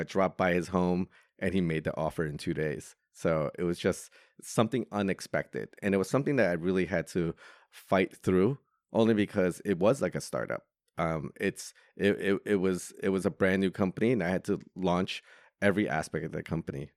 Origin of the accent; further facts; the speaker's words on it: New York, United States; moved away as an adult; now in Hong Kong; Growing up in New York, I didn't have that opportunity